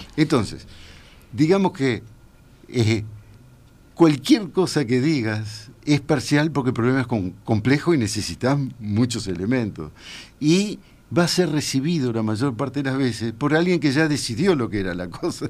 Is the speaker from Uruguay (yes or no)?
yes; Uruguay; soy uruguayo